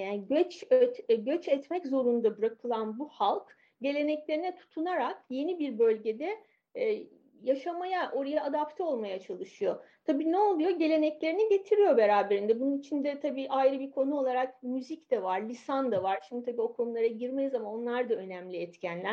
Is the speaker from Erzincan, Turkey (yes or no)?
no; Istanbul, Turkey; moved away as an adult; now in Paris, France; İstanbul'da doğdum, büyüdüm.